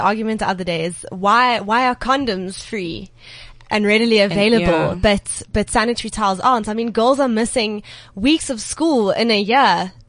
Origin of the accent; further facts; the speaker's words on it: Johannesburg, Gauteng, South Africa; I'm from Johannesburg South, and I'm 20 years old.